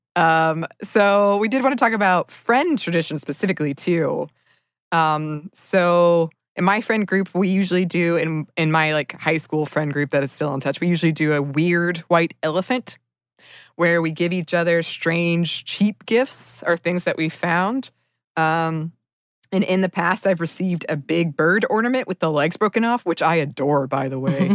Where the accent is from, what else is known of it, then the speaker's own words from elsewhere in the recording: Dahlonega, Georgia, United States; moved away; my hometown of Dahlonega, Georgia